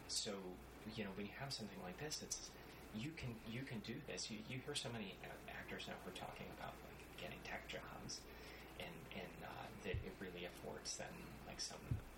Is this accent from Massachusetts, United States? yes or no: no; Florida Keys, United States; also born or lived in Ohio / New Mexico; I grew up in the Florida Keys